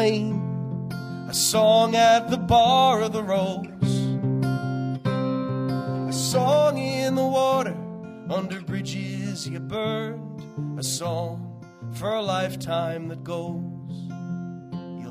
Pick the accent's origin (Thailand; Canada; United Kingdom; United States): Canada; Newfoundland and Labrador; I'm from Newfoundland